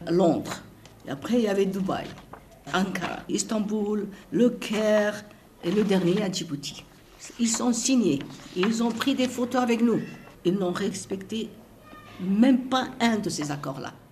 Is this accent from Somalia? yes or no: yes; Somaliland, Somalia